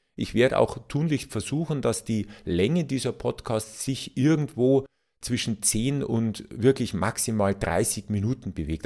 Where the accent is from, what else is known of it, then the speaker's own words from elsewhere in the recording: Bavaria, Germany; als Bayer